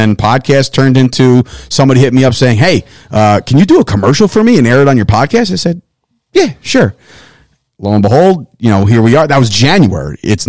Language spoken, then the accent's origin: English; New Jersey, United States; we're three guys from New Jersey.